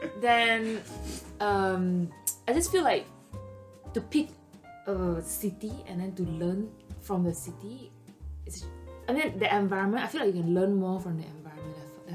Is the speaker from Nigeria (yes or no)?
no; Penang, Malaysia; first language Chinese; English is a second language; moved away as an adult; also born or lived in Kuala Lumpur, Malaysia / Singapore; now in London, United Kingdom; I'm from Penang, Malaysia.